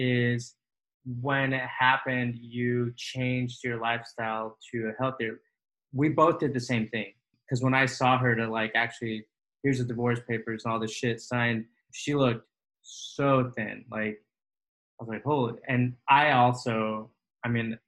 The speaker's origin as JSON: {"language": "English", "town": "Benjamin", "region": "Utah", "country": "United States", "tie": "born or raised there", "also_born_or_lived": "Orem, Utah", "said": "Benjamin, Utah. That's my hometown"}